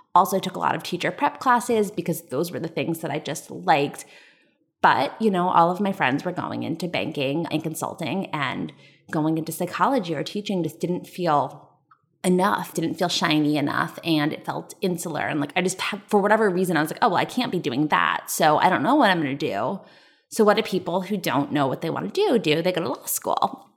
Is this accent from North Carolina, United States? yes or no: no; Westfield, New Jersey, United States; I grew up in Westfield, New Jersey, which is suburb of New York City